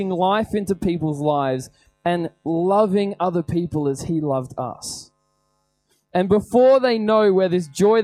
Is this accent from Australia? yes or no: yes; Australia; we are not Australian Christians, we're Christian Australians